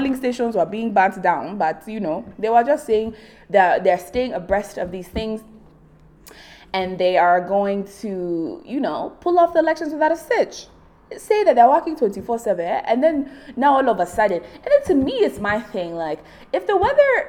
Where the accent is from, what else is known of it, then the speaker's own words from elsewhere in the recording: Nigeria; as a Nigerian